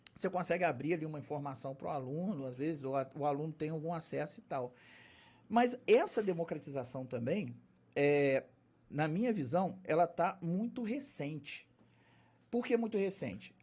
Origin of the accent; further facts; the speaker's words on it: Valença, Brazil; Eu sou de Valença, mas é de gente de fora